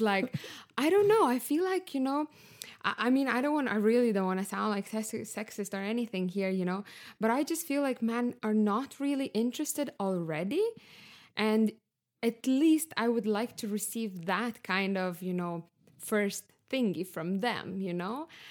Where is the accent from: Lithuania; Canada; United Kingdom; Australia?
Lithuania; moved away as an adult; also born or lived in Barcelona, Spain / Stockholm, Sweden; now in Berlin, Germany; I'm from Lithuania, uh, currently living in Berlin